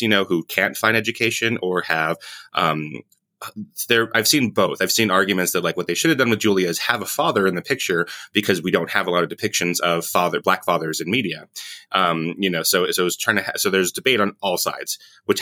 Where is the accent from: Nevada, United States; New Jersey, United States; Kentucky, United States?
Nevada, United States; Las Vegas; We grew up in Las Vegas, both of us